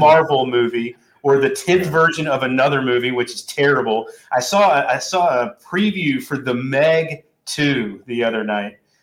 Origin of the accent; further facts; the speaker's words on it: North Carolina, United States; I'm you know I'm from there, but I but I don't sound like that normally